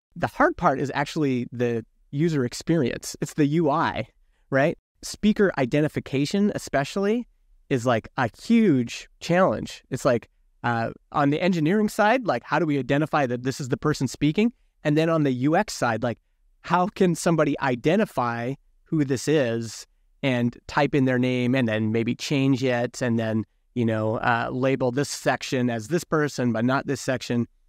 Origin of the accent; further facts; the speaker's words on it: Alberta, Canada; I grew up in Alberta, which is, like, kind of conservative country here in Canada